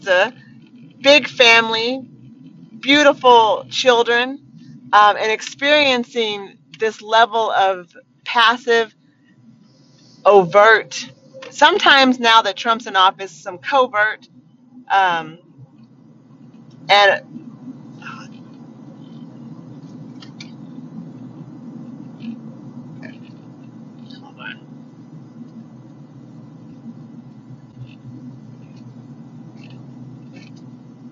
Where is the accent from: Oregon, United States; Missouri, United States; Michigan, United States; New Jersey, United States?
Oregon, United States; Eugene; I was born in Eugene, Oregon